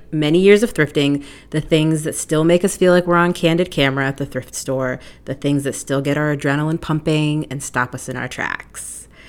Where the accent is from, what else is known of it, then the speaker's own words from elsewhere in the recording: Jordan; I'm the youngest of three girls, and we were growing up in Jordan